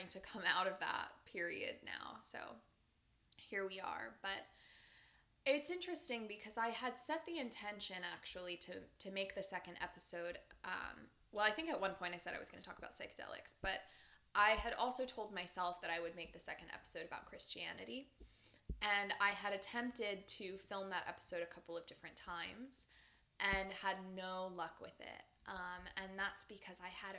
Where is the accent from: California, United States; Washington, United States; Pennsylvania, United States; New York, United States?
Pennsylvania, United States; moved away as an adult; I was still living in Pennsylvania at the time, and as I had said before, I had been living very nomadically before that, but I was at a rest period in my hometown